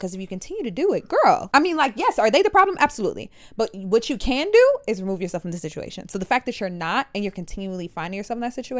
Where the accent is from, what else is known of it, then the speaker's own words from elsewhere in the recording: United States; I can only speak to America because I'm American.